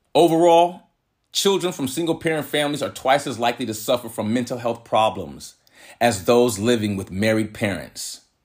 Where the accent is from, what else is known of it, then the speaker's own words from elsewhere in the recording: San Jose, California, United States; also born or lived in San Francisco; I was born in San Francisco, raised in San Jose, California